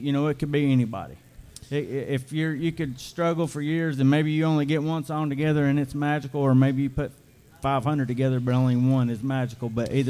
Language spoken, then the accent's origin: English; Chatsworth, Georgia, United States; I'm from the grand metropolis of Chatsworth, Georgia.